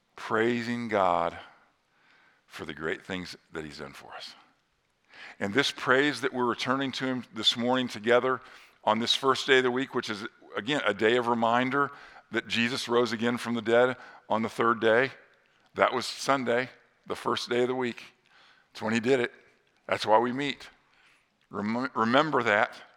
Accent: northern Indiana, United States; near my hometown in northern Indiana

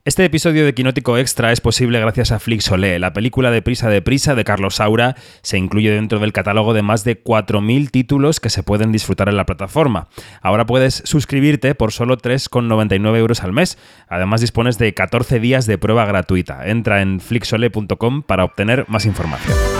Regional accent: Madrid, Community of Madrid, Spain; Los que nacimos en Madrid de los 80

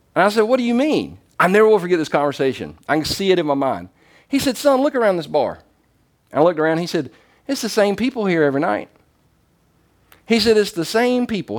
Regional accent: the South, United States; I'm from the South.

